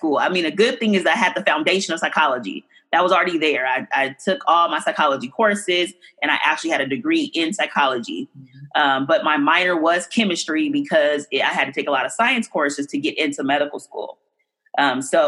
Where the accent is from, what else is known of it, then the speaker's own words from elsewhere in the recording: Oakland, California, United States; I grew up in deep East Oakland